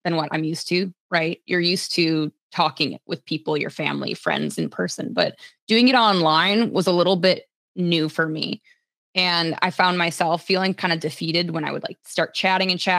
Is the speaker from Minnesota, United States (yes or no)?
yes; Minnesota, United States; The summer is usually held in Minnesota, so that's like my hometown